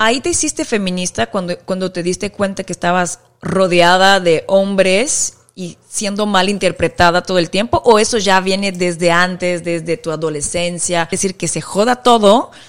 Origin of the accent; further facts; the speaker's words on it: Brazil; yo como brasileña